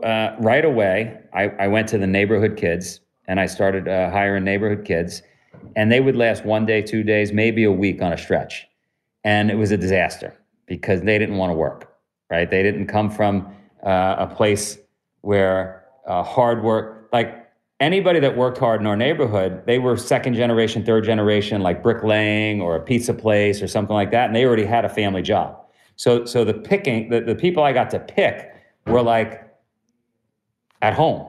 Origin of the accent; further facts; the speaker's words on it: New York City, New York, United States; also born or lived in Ithaca; I'm from Queens